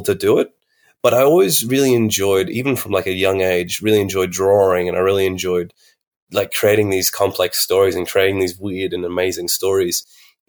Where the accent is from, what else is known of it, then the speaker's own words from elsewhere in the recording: Alice Springs, Northern Territory, Australia; I'm from Central Australia, Arundaland in Mumbantwa, Alice Springs, and NT.